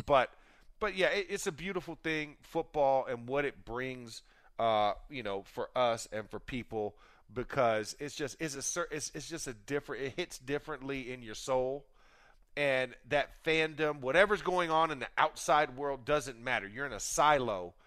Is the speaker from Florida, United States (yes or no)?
yes; Florida, United States; where I grew up in Florida.